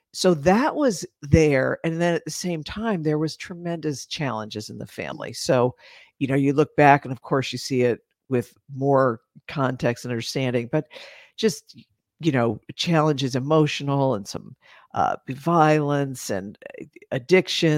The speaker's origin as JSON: {"language": "English", "region": "East Coast of the United States", "country": "United States", "tie": "born or raised there", "said": "grew up on the East Coast of the United States"}